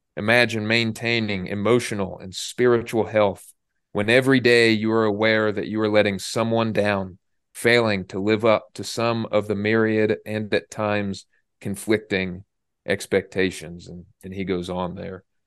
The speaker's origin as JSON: {"language": "English", "region": "Indiana", "country": "United States", "said": "I'm from Indiana, and our basketball team is the Pacers."}